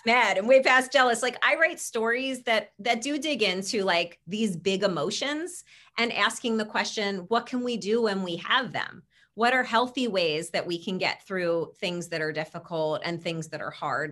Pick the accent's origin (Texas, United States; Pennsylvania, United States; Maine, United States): Pennsylvania, United States; Philadelphia; our hometown